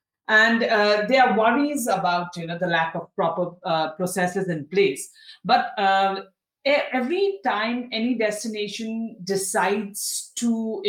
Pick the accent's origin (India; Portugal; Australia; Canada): India; Darjeeling, West Bengal; I come from Darjeeling, and I know that I've seen how you know, there's been a surge in tourism traffic post COVID in Darjeeling, and for the first time in my life, I've experienced traffic jams in Darjeeling